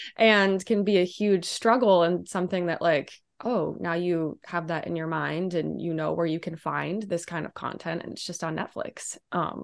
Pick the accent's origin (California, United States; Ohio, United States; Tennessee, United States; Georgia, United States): Ohio, United States; Steubenville; now in Chicago, United States; I'm from Steubenville